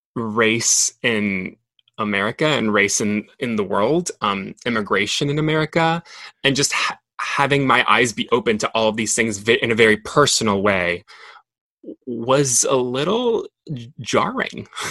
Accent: Monterrey, Nuevo León, Mexico; English is a second language; also born or lived in Dallas, Texas; I grew up in Monterrey, like really close to the border, I kind of grew up between both cultures. Like I, I grew up being Mexican

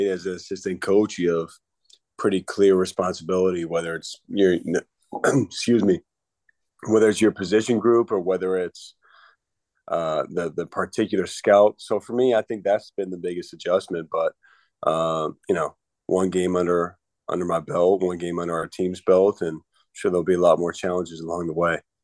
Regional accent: Northbrook, Illinois, United States; moved away; toughness from Chicago being in the cold

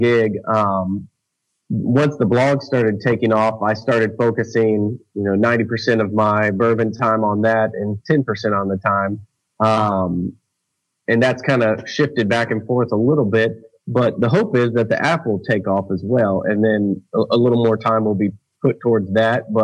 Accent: Jacksonville, Florida, United States; I grew up in Jacksonville, Florida

